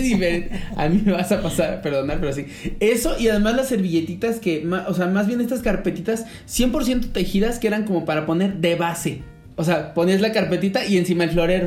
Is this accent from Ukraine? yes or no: no; Mexico